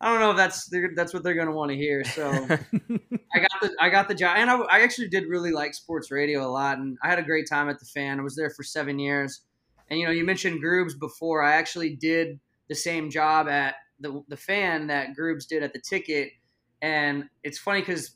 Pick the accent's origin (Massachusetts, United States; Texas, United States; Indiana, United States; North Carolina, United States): Texas, United States; Dallas; I'm from Dallas